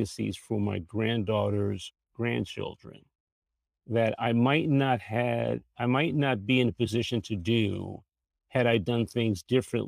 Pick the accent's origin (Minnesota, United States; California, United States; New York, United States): New York, United States; New York City; moved away as an adult; now in Washington, D.C., United States; I'm from New York originally. I'm a Bronx boy, born and raised in the Bronx. Made my way to the D.C. area over 40 years ago.